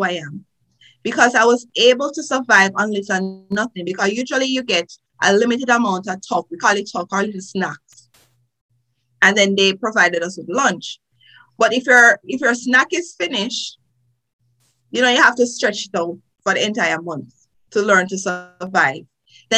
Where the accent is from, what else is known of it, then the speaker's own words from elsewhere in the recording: Trelawny, Jamaica; accent: Jamaican; moved away as an adult; now in United States; as you can hear from my accent, I am a Jamaican, born in Jamaica. I went to primary school in Jamaica, high school in Jamaica. I'm from a beautiful parish. You could say the best parish, Trelawney